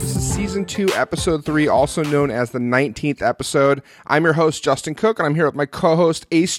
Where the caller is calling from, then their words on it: Manila, Metro Manila, Philippines; Yeah, buddy, I'm calling in from Manila, Philippines.